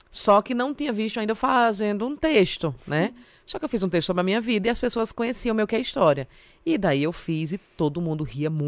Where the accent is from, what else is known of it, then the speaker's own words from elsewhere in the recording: Northeast Region, Brazil; now in São Paulo, Brazil; mas não falo nordestino porque eu sou nordestina. Né? Eu falo que eu sou publicitária, mas já tem um tempo que eu pedi demissão, porque eu acho que combina mais com o nordestino tá desempregada aqui em São Paulo.